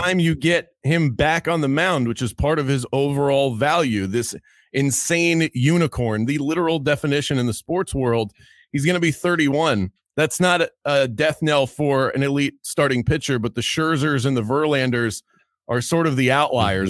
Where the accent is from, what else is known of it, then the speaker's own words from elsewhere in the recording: Baltimore, Maryland, United States; I'm from Baltimore, Maryland